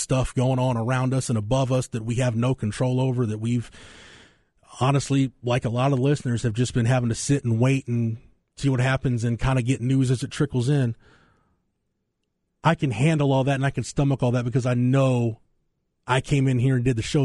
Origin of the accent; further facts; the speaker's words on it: Florence, Texas, United States; I got a chance to talk about my hometown